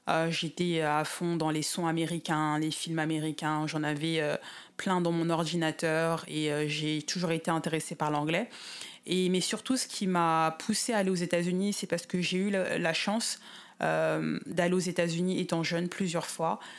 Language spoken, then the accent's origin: French; Seine-Saint-Denis, Paris suburbs, Île-de-France, France; moved away as an adult; now in Los Angeles, United States; je viens du 9-3, hein, du 4 Seine-Saint-Denis, du 93